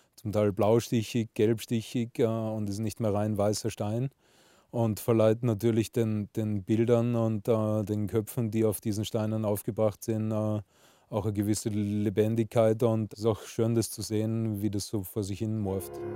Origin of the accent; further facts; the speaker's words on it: Salzburg, Austria; als gebürtiger Salzburger